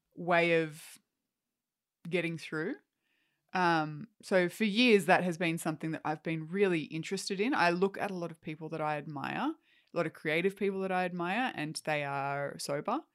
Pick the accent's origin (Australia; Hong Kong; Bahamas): Australia; also born or lived in Canada; as an Australian